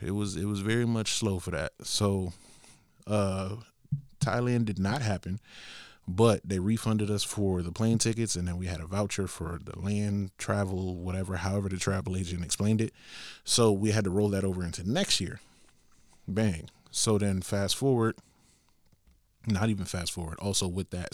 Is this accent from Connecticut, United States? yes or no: yes; Bridgeport, Connecticut, United States; I come from Bridgeport, Connecticut